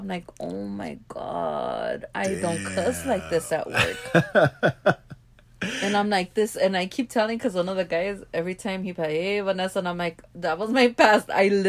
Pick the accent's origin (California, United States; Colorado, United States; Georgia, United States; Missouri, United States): California, United States; Los Angeles; I grew up in South Central